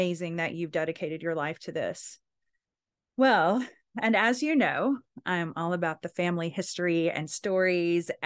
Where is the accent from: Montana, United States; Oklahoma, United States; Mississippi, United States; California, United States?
Oklahoma, United States; Anadarko; I'm from Anadarko. Like, wait, aren't you supposed to be from Durant? I think so, but I was in Anadarko.